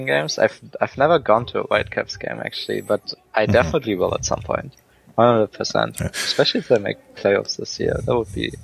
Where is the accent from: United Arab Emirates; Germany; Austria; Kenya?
Germany; now in Vancouver, Canada; I grew up in Germany